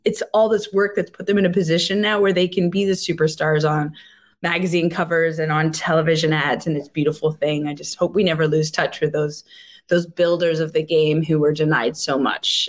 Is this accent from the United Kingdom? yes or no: no; Montreal, Quebec, Canada; I'm from Montreal